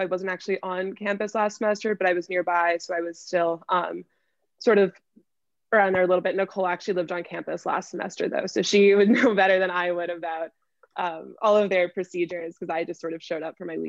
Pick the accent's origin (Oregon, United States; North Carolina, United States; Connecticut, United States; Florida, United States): Connecticut, United States; I've been at home in Connecticut, which is really not very exciting